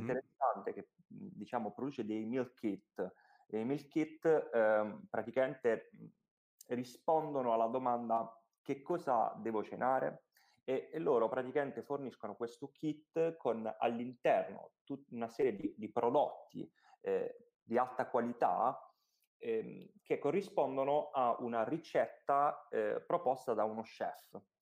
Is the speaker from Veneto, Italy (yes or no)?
no; Apulia, Italy; noi siamo pugliesi